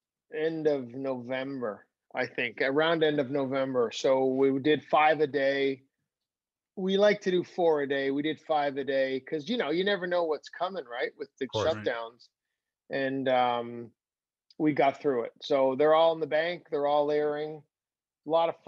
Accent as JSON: {"language": "English", "country": "Canada", "said": "we're Canadian celebrities"}